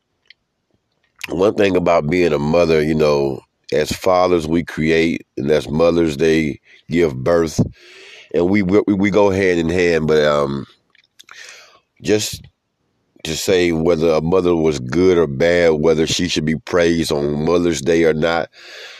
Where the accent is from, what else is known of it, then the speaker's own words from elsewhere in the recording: Georgia, United States; We're from Georgia, all throughout Georgia